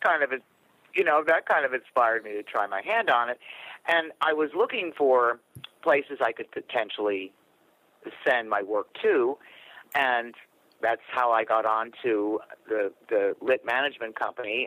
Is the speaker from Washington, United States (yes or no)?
no; New York, United States; I was raised in New York State and my parents were born and raised in New York City